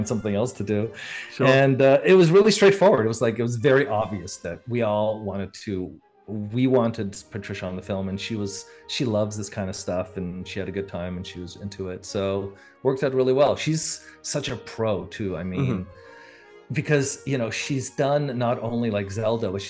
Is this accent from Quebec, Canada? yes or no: yes; Montreal, Quebec, Canada; moved away as an adult; now in California, United States; especially in my hometown, because I grew up in Canada and then in Montreal